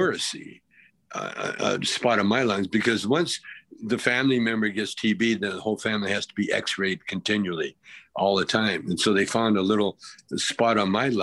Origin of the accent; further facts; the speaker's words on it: Calgary, Alberta, Canada; moved away as an adult; I grew up in Calgary where we were surrounded by reservations